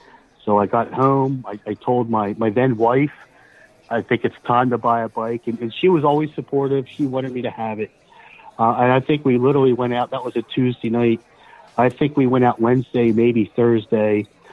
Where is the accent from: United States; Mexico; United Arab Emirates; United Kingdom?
United States; Willow Grove, Pennsylvania; Willow Grove, Pennsylvania.